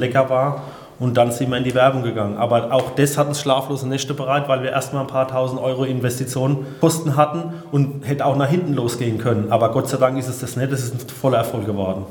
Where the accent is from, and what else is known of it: Odenwald, Hesse, Germany; born or raised there